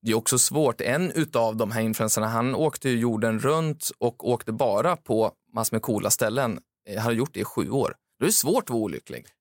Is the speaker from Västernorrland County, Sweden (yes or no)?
yes; Timrå, Västernorrland County, Sweden; moved away; där jag kommer från, Timrå